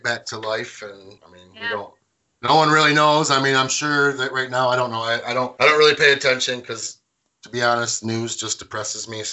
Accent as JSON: {"language": "English", "town": "Carlton", "country": "United States", "moved": "yes", "lives_now": "Hemlock, United States", "said": "I'm from Carlton, and now I live in Hemlock"}